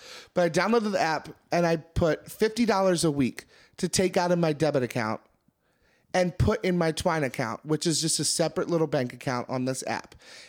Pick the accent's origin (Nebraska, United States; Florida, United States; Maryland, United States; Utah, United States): Maryland, United States; I'm from Maryland